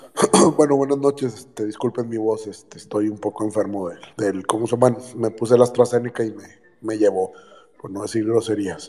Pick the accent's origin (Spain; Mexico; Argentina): Mexico; yo soy mexicano